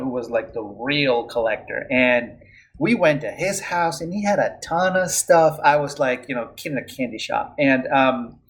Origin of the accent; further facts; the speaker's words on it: Venezuela; English is a second language; moved away as an adult; also born or lived in Philadelphia, United States; I'm originally from Venezuela